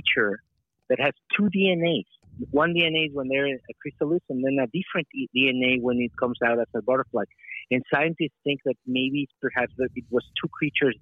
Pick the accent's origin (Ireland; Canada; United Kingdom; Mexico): Mexico; now in New York, United States; Well, I come from Mexico. I live in New York, but right now I'm in Mexico shooting a Netflix show.